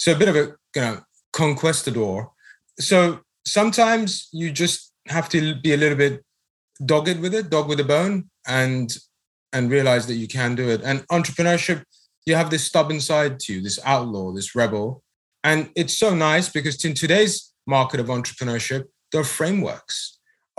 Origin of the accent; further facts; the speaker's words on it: United Kingdom; moved away as an adult; now in United States; Brexit happened in my home country